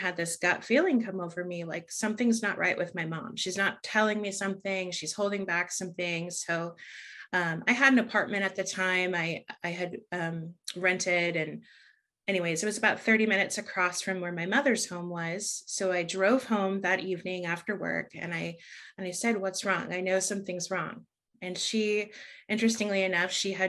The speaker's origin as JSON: {"language": "English", "town": "San Diego", "region": "California", "country": "United States", "tie": "born or raised there", "also_born_or_lived": "Los Angeles, California", "said": "I grew up in San Diego, California"}